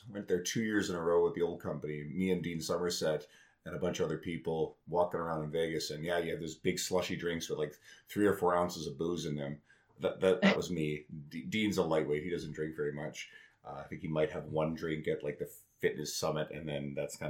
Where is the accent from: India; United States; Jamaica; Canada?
Canada; Newfoundland and Labrador; So I grew up in Newfoundland. For anyone who doesn't know, I don't really have the accent.